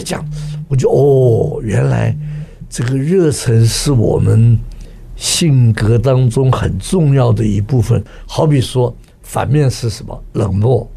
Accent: Taiwan; 我们在台湾长大的这些人啊，讲不出口

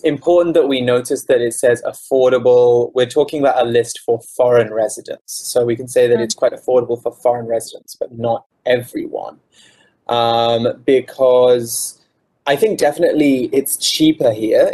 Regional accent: United Kingdom; moved away as an adult; now in Taiwan; I'm from the UK, I'm not from London. So I'm not mm-hmm. from the big, the biggest city in the UK

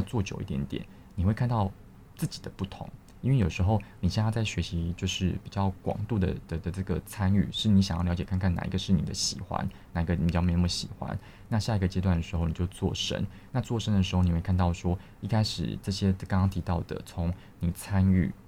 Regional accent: Taiwan; 我们是台湾的教育是比较填鸭的

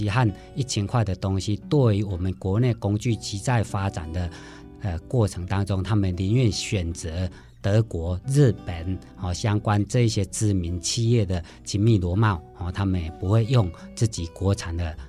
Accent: Sun Moon Lake, Nantou County, Taiwan; 我的故乡在南投日月潭。

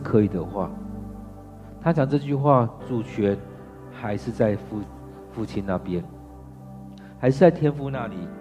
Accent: Taiwan; 尤其我们台湾人，尤其台湾的男人

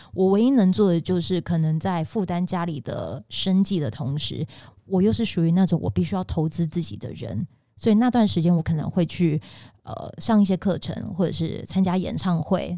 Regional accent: Pingtung County, Taiwan; 我是屏东人

